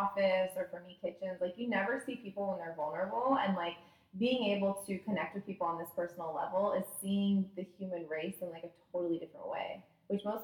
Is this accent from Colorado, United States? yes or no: yes; Boulder, Colorado, United States; also born or lived in San Francisco; now in San Diego, United States; I was raised in Boulder and then moved to San Francisco and now I live here